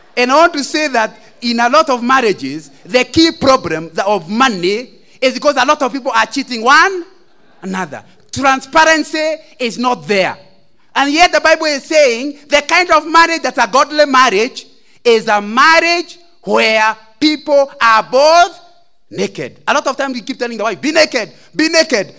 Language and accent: English; Central Province, Kenya; I come from Central